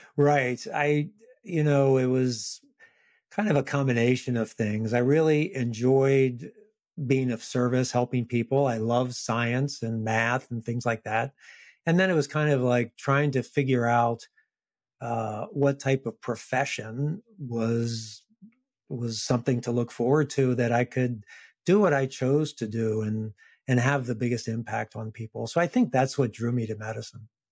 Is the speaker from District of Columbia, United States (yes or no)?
yes; Washington, District of Columbia, United States; also born or lived in Richmond, Virginia; first in Washington, D.C., where I was from, I returned back to my hometown, my city